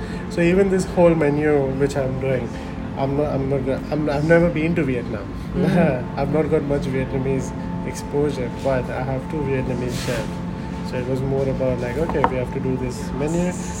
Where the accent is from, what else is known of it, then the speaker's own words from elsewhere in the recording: Dubai, United Arab Emirates; Growing up, I grew up in Dubai. We used to go India only once a year during like school summer holidays.